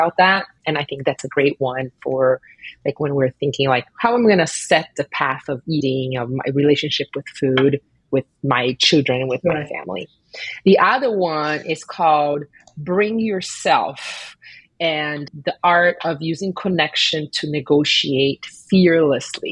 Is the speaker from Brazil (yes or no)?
yes; Brazil; moved away; I grew up in Brazil